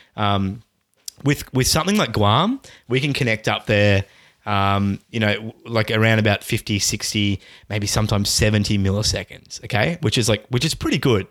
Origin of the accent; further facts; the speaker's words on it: Australia; Australians, we generally play on Australian servers.